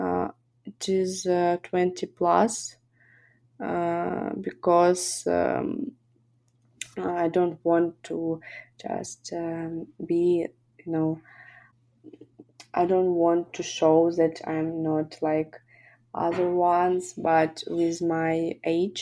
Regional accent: Kharkiv, Kharkiv Oblast, Ukraine; I'm originally from Kharkiv

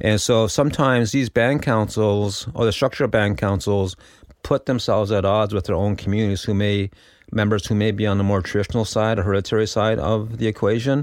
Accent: Six Nations of the Grand River Territory, Ontario, Canada; my home community under the colonization rule is Six Nations Underground River Territory

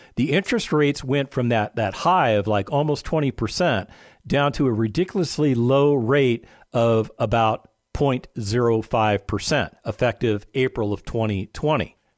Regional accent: Las Vegas, Nevada, United States; I lived in a place called Las Vegas, Nevada. That's where I was born and raised

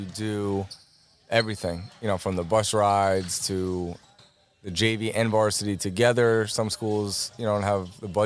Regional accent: Commack, New York, United States; I went right here in Comac

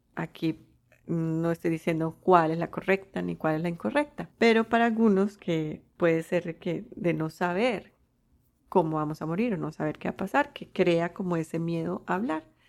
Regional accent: Colombia; moved away; yo nací en Colombia

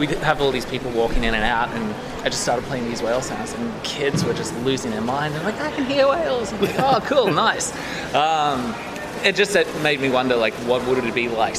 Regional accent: Brisbane, Queensland, Australia; also born or lived in Churchill, Manitoba; I'm originally from Brisbane, Australia. I've been coming to Manitoba for the last 4 years.

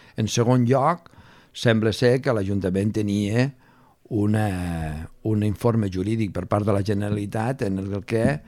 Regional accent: Lleida, Catalonia, Spain; now in Barcelona, Spain; Jo sóc de Lleida

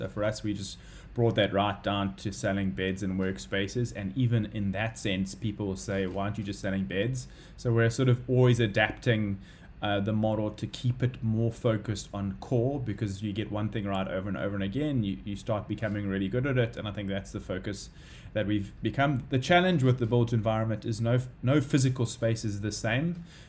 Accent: Durban, KwaZulu-Natal, South Africa; now in Cape Town, South Africa; you know, we're from Durban, we don't have our parents up here and stuff like that, so it's all sort of we have to do it ourselves. I mean, lucky we're living in Sea Point

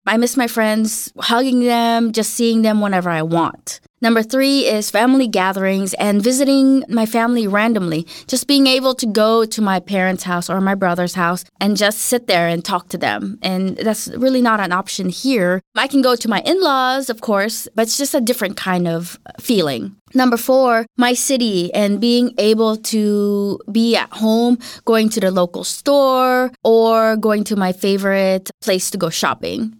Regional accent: Los Angeles, California, United States; moved away as an adult; now in Denmark; I'm from Los Angeles and it is an eating out culture

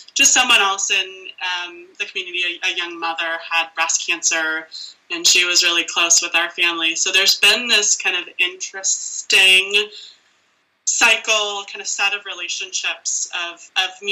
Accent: United States; me as an American who had access to care

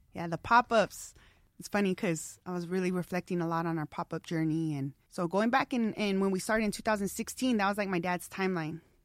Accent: Tucson, Arizona, United States; moved away as an adult; also born or lived in Los Angeles; I moved back to Tucson, my hometown, which I love, last summer

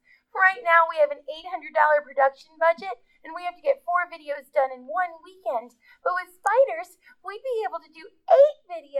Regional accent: Los Angeles, California, United States

